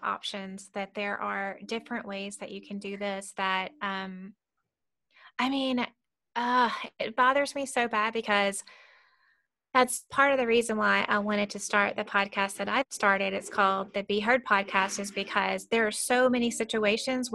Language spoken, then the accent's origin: English; Mississippi, United States; we're both from Mississippi